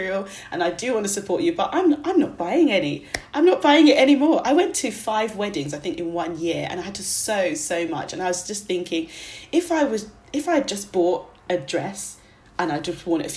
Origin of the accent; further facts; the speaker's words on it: Nigeria; I'm Nigerian, and we have really big weddings.